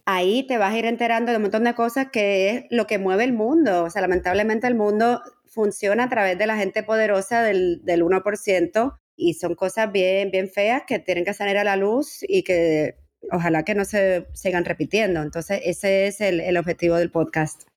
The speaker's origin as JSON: {"language": "Spanish", "town": "San Juan", "country": "Puerto Rico", "tie": "born or raised there", "also_born_or_lived": "Barcelona, Spain / New York, United States / Miami, United States", "moved": "as an adult", "lives_now": "Madrid, Spain", "said": "me crié en San Juan. Yo nací en Barcelona"}